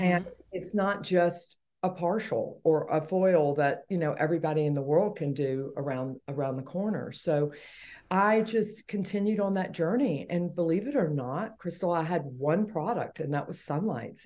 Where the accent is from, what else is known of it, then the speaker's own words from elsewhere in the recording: Atlanta, Georgia, United States; born and raised in Atlanta, Georgia